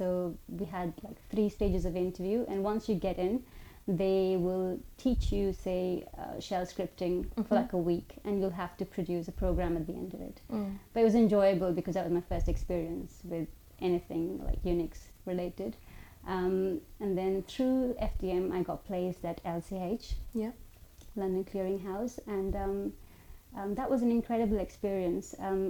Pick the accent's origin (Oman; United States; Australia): Oman; also born or lived in India; So I was born in India. I grew up in Oman, so I moved there when I was 5 years old.